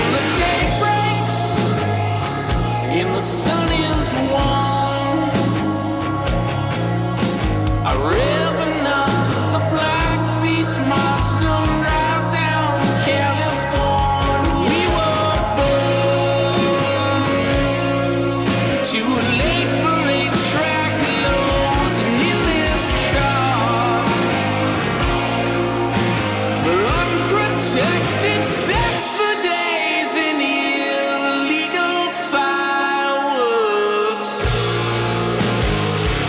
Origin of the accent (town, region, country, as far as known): Alaska, United States; born or raised there